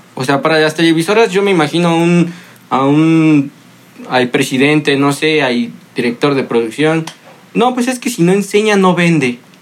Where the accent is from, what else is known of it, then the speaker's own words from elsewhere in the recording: Mexico; uno como hombre mexicano aficionado al fútbol